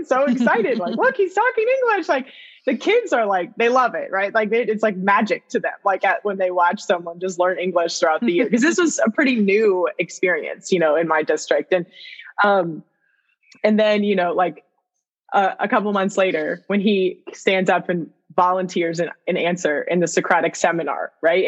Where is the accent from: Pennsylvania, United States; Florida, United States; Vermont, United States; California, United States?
Vermont, United States; I'm in from Vermont, you know, so we're weird. We take French instead of Spanish.